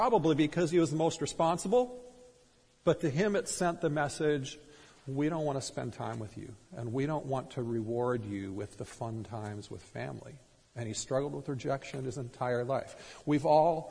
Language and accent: English; Minnesota, United States; growing up in Minnesota